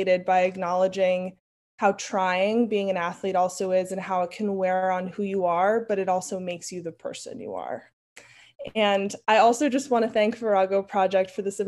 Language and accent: English; New York City, New York, United States; I grew up in Brooklyn, New York